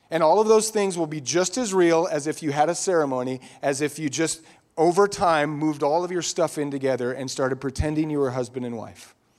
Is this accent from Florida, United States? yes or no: no; Eagle, Idaho, United States; growing up in Idaho, Idaho used to be uh, less densely populated. Some of you remember that, especially in Eagle, Idaho. It was mostly I grew up on a dirt road